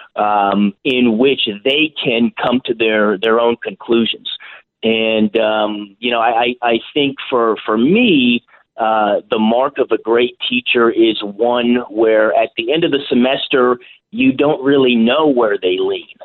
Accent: California, United States; now in St. Louis, United States; my home state of California

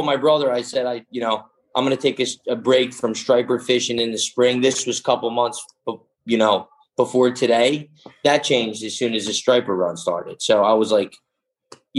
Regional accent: Greece; moved away; when I grew up in Greece, every summer we were spear fishing

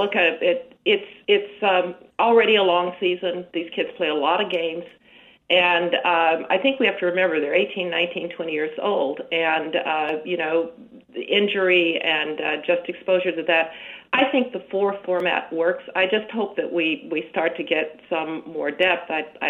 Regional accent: Alabama, United States; Well, you do know that I'm from Alabama.

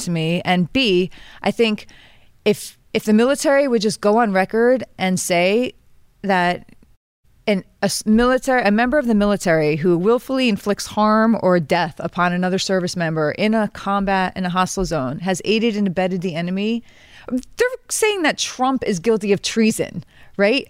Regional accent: New York, United States; I was born and raised here. I pay taxes here. My husband died in the New York Army National Guard.

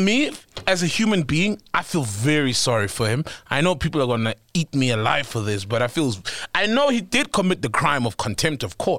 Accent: Ekurhuleni, Gauteng, South Africa; Yeah, I'm from Ikurileni.

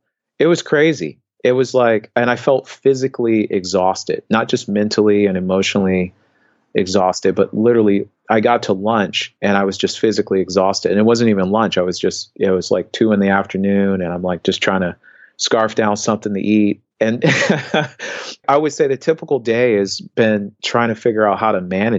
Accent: Indianapolis, Indiana, United States; moved away; I grew up in the Midwest, and I remember periods of time growing up in Indianapolis

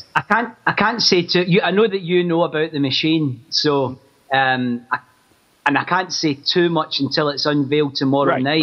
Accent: Glasgow, Scotland, United Kingdom; I grew up in Glasgow

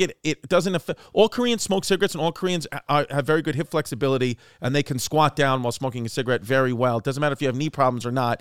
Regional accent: New York City, New York, United States; I'm from Brooklyn

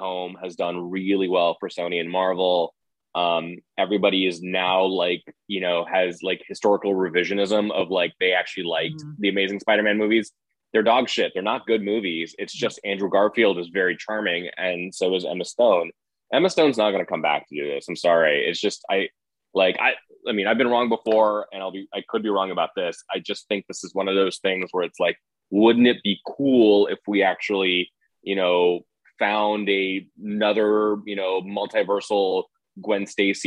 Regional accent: India; I'm South Asian. My parents are from India. I'm from India.

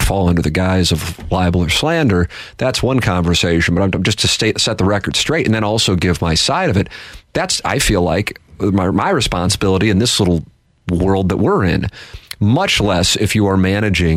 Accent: St. Louis, Missouri, United States; I said I was from St. Louis

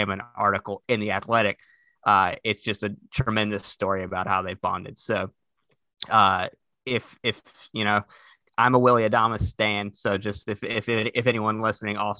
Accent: Durham, North Carolina, United States; accent: Southern; I am from Durham, North Carolina.

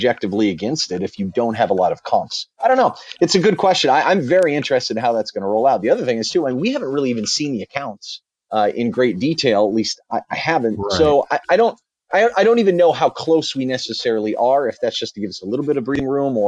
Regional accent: United States; being American

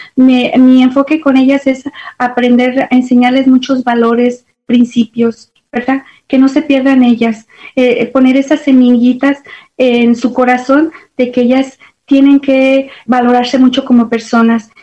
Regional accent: León, Guanajuato, Mexico; moved away as an adult; now in Dallas, United States; soy originaria de León, Guanajuato, México, muy orgullosamente de mi estado y de mi tierra. Llegué aquí a Estados Unidos porque me casé.

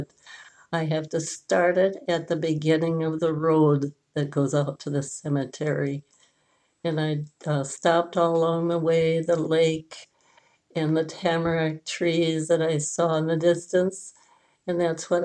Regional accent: Aitkin, Minnesota, United States; when I was growing up in Aitkin, about that wonderful little town up north

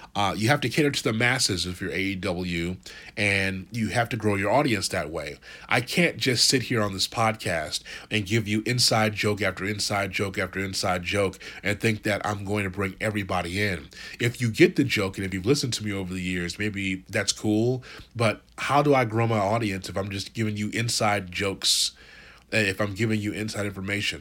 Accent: Chicago, Illinois, United States; I'm from Chicago

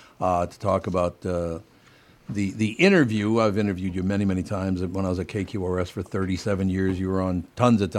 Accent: Minneapolis, Minnesota, United States

